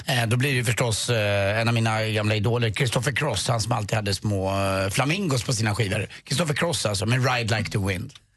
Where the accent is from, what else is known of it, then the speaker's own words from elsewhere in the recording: Stockholm, Stockholm County, Sweden; Jag är uppväxt väldigt nära Djurgården